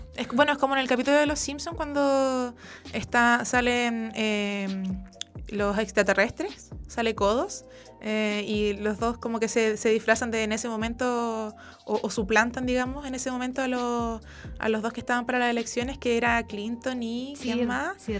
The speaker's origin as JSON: {"language": "Spanish", "town": "Santiago", "region": "Santiago Metropolitan Region", "country": "Chile", "said": "yo soy de San Joaquín eh, y en San Joaquín solamente hay dos eh, móviles"}